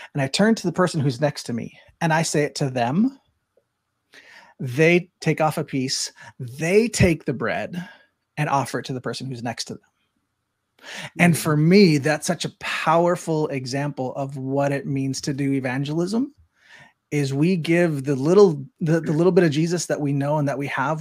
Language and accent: English; Spring Lake Park, Minnesota, United States; growing up in Spring Lake Park, Minnesota